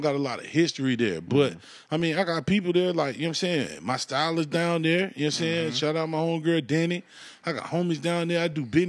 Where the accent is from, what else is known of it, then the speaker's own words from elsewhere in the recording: Raleigh, North Carolina, United States; also born or lived in Atlanta / Washington, D.C.; I was born in Atlanta, but I was raised in Raleigh.